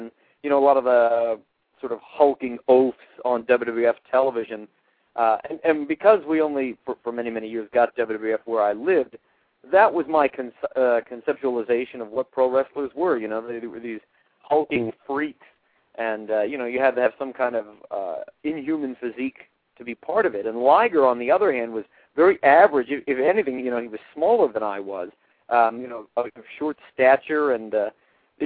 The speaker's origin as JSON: {"language": "English", "town": "Reading", "region": "Pennsylvania", "country": "United States", "tie": "born or raised there", "said": "the Reading version of IWA, which was based out of my hometown"}